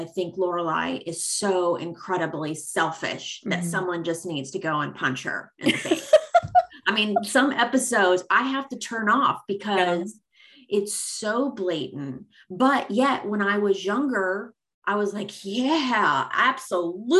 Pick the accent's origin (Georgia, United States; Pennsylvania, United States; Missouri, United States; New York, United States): Missouri, United States; now in East Coast, United States; I'm actually from Missouri and I moved to the East Coast